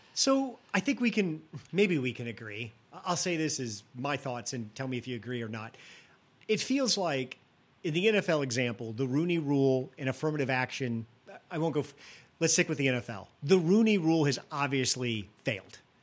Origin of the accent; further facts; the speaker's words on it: rural Illinois, United States; I grew up in a small town in rural Illinois